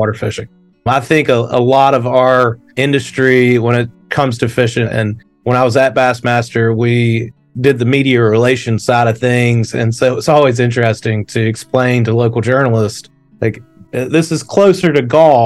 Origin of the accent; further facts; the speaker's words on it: Gaffney, South Carolina, United States; I'm from Gaffney, South Carolina, a small town in the upstate of South Carolina that is probably about halfway between Greenville and Charlotte. So the closest lakes to me growing up were always Lake Wylie and Lake Norman.